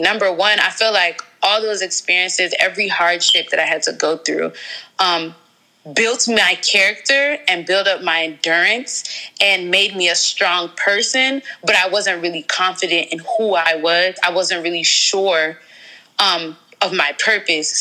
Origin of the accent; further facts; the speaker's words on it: Georgia, United States; moved away as an adult; also born or lived in Riverdale, Georgia / Atlanta, Georgia; now in DMV area, United States; I'm originally from Atlanta, Georgia. I was born in Riverdale, and then we just moved all over Georgia